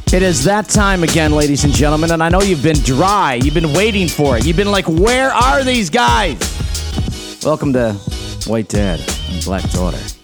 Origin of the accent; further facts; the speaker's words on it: East Coast, United States; Irish from the East Coast